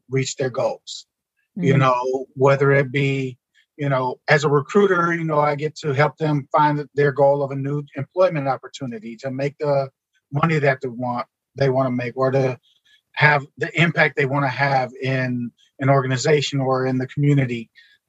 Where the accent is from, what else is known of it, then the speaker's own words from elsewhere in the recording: Milwaukee, Wisconsin, United States; growing up in Milwaukee, we didn't have a whole lot